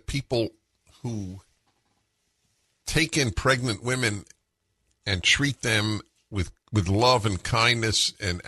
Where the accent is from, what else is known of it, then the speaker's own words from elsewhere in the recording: California, United States; I'm from California